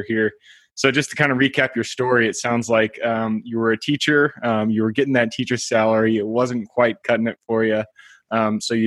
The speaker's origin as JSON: {"language": "English", "town": "Seattle", "region": "Washington", "country": "United States", "said": "I'm from the Seattle area."}